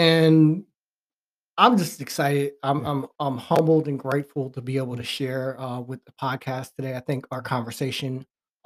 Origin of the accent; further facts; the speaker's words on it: New Jersey, United States; my hometown in New Jersey